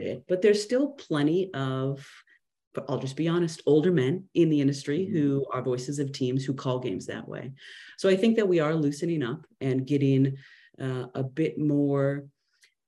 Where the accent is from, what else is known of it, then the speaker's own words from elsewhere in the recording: Clovis, California, United States; I was just a little girl growing up in Clovis, California